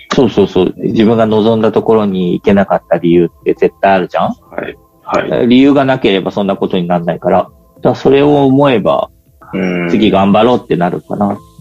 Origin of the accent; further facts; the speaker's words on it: Yamanashi, Japan; 山梨の中の、そういうちょっと勉強する学校にいて